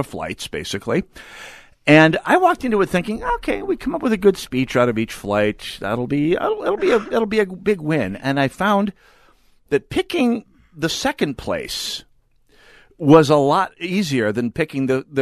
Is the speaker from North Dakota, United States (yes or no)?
yes; North Dakota, United States; moved away; I'm from North Dakota originally